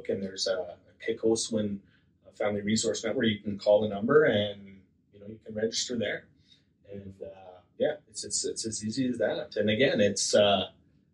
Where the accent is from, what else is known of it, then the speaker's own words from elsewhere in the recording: Slave Lake, Alberta, Canada; also born or lived in St. Paul, Alberta / Edson, Alberta; I grew up in Slave Lake